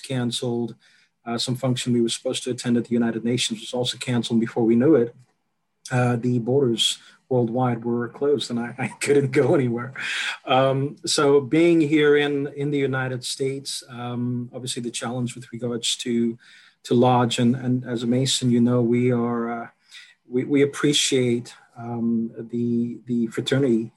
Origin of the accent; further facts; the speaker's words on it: South Africa; moved away; I'm South African